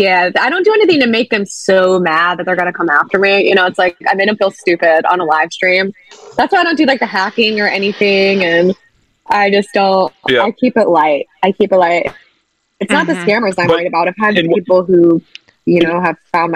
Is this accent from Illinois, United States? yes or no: yes; Chicago, Illinois, United States; also born or lived in Virginia / Seattle; now in Los Angeles, United States; I've lived in LA since 2009, and I moved here from Seattle, Washington. But I grew up in Chicago and Virginia, and I've always wanted to get into entertainment.